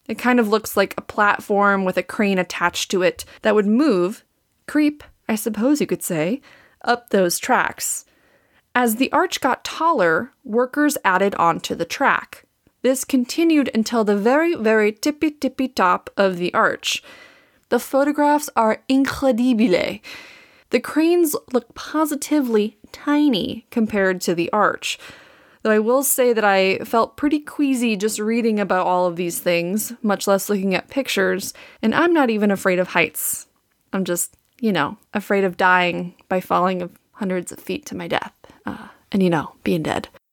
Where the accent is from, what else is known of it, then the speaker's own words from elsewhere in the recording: Wisconsin, United States; accent: Wisconsin; moved away as an adult; also born or lived in Saint Louis; Wisconsin, which is where I'm from